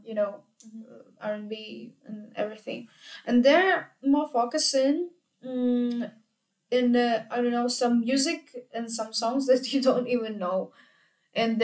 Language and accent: English; Ukraine; moved away as an adult; now in Vienna, Austria; in Ukraine we attend classes to even in beginners and advanced level and everything